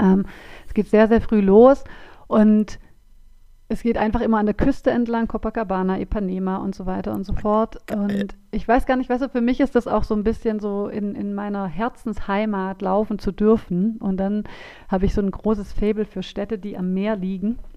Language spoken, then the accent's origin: German; Swabia, Baden-Württemberg, Germany; accent: Swabian